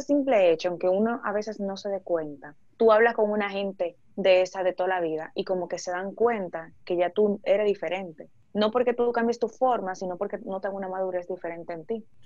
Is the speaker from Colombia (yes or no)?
no; Dominican Republic; moved away as an adult; now in Spain